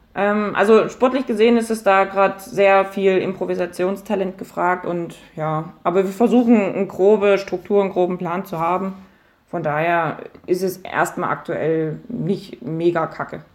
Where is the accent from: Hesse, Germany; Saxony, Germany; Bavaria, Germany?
Saxony, Germany; Dresden; ich bin wieder in die Gegend zurückgezogen, wo ich aufgewachsen bin